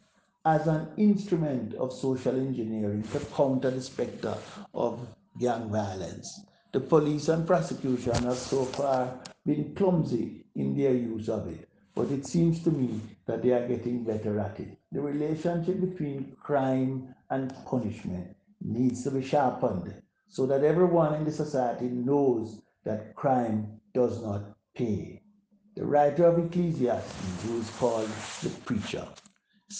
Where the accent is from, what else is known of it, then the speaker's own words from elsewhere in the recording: Jamaica; our fellow Jamaicans